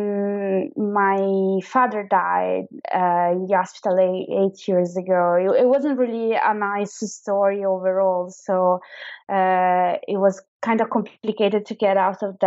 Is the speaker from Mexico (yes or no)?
no; Verona, Veneto, Italy; first language Italian; English is a second language; moved away as an adult; also born or lived in Milan; now in London, United Kingdom; I'm originally from Verona, which is a kind of small town close to Venice. And then I moved when I was around 18 years old to Milan